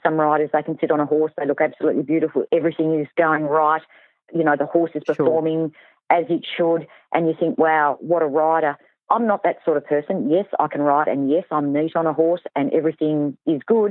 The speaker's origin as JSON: {"language": "English", "region": "Tasmania", "country": "Australia", "said": "I'm from Tasmania."}